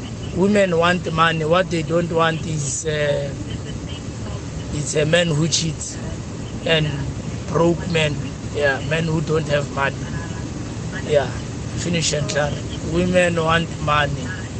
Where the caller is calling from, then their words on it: Johannesburg, Gauteng, South Africa; from Lenasia South, Vlakfontein Extension 3, Johannesburg.